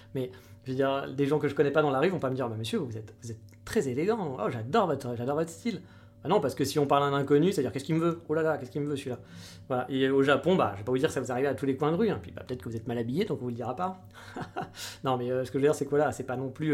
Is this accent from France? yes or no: yes; France; now in Japan; j'étais de France